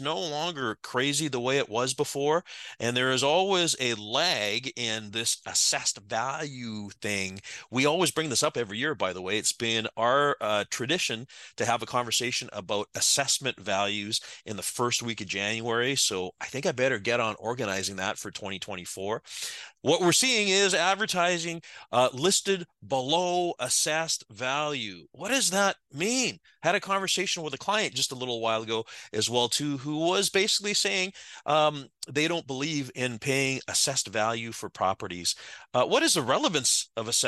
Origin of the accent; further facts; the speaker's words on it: Victoria, British Columbia, Canada; operating here out of my hometown of Victoria, British Columbia.